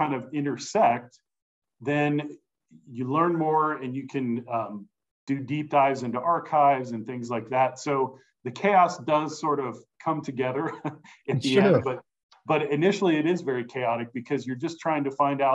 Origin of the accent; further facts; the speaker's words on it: Cincinnati, Ohio, United States; I grew up in and around Cincinnati.